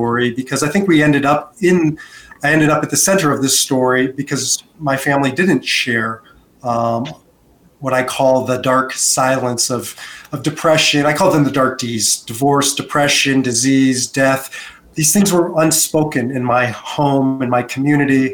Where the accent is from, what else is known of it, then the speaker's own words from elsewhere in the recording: United States; moved away as an adult; also born or lived in Israel; now in Denver, United States; born and raised in America